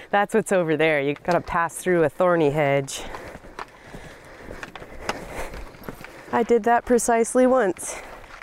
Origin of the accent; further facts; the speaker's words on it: San Diego, California, United States; I grew up in San Diego